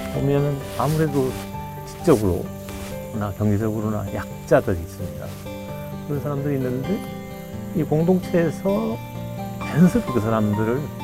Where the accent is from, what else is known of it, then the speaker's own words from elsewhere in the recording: Sangju, North Gyeongsang, South Korea; moved away; 고향이 경북 상주 농촌 출신이고요. 어린 시절을 보내고